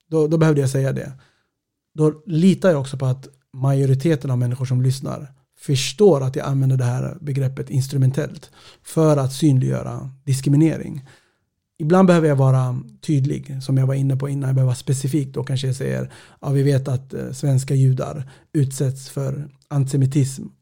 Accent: Sweden; Ibland kanske det är viktigt att säga att jag är svensk etiopier identitet är flytande.

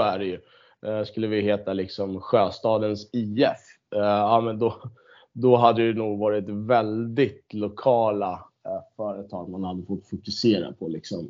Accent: Stockholm, Stockholm County, Sweden; jag född och uppvuxen på Södermalm

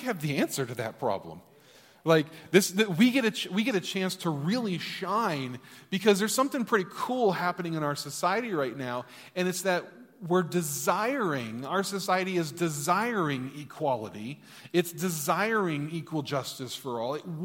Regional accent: United States; as an American

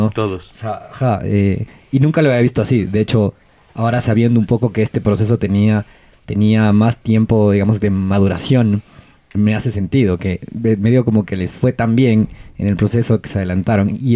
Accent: Ecuador; Hablando como ecuatoriano.

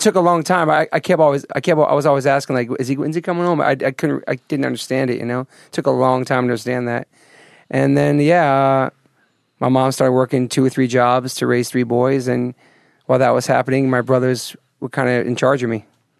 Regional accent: Taunton, Massachusetts, United States; born there; All right, so I was born in Taunton, Mass

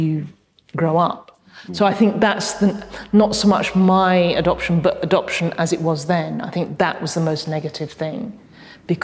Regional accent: United Kingdom; born or raised there; first language English; also born or lived in Hong Kong

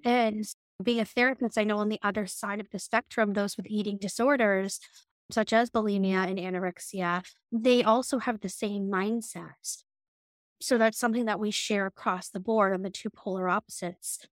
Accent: New Hampshire, United States; I'm from New, New Hampshire

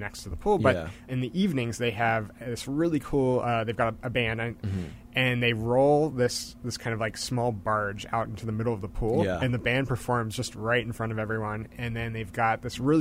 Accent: Philadelphia, Pennsylvania, United States; I grew up in the Philadelphia area

